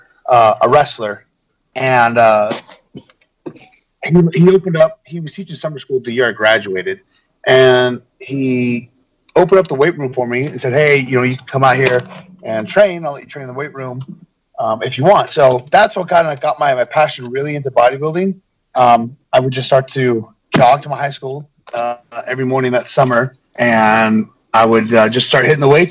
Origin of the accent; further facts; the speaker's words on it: Chico, California, United States; I actually ran my own promotion in Chico, California for a little bit, and I got him to come out there. I got to work one of my idols and favorites in wrestling in my hometown